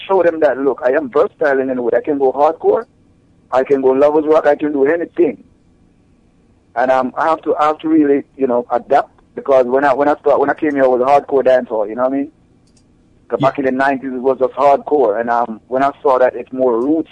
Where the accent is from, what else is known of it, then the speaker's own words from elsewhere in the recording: Jamaica; growing up in Jamaica, you know, my family had a sound system